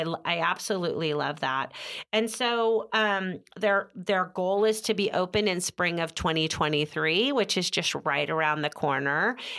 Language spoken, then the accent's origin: English; Oakdale, California, United States; born or raised there